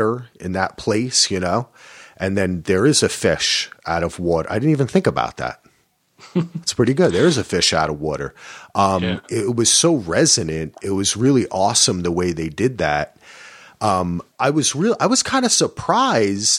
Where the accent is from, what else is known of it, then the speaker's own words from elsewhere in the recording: New Jersey, United States; I'm from Jersey